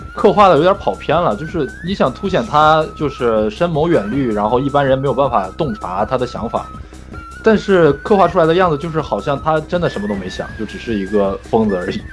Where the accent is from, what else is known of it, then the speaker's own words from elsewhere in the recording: China; 作为一个中国人来说